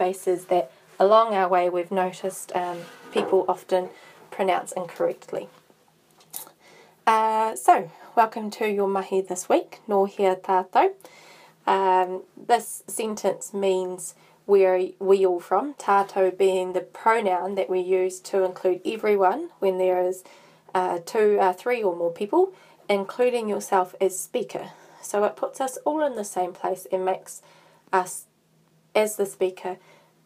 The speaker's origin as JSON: {"language": "English", "area": "Arowhenua", "region": "Canterbury", "country": "New Zealand", "said": "I am from Arowhenua"}